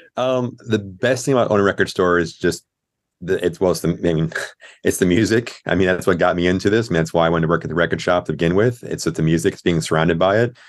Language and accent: English; Clearwater, Florida, United States; now in Orlando, United States; I grew up over in Tampa, uh, in Clearwater